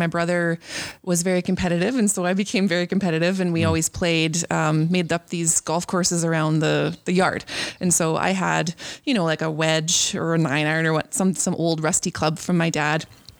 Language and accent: English; Anola, Manitoba, Canada; I grew up just outside of Enola, east of Oak Bank. About 10 miles east of Oak Bank. So we had a 5-acre lot, quite a bit of grass, some bush and a lot of sprinkled out trees. So lots of single trees.